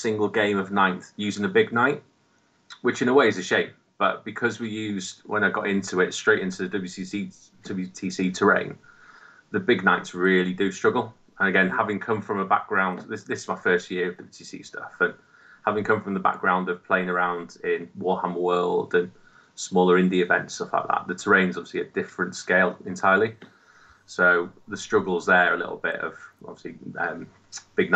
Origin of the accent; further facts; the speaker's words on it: Wales, United Kingdom; I've always said that I'm Welsh and still live in Wales.